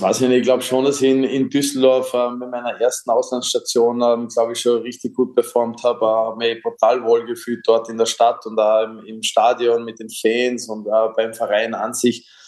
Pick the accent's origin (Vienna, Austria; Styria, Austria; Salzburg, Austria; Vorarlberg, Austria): Vorarlberg, Austria; Dornbirn; in Dornbirn auch noch, wo ich aufgewachsen bin